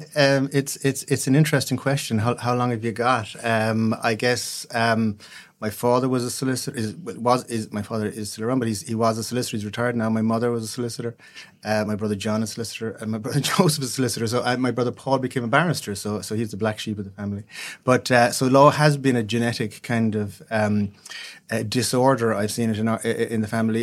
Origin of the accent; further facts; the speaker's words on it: West Cork, Munster, Ireland; also born or lived in Dublin; I grew up in West Cork.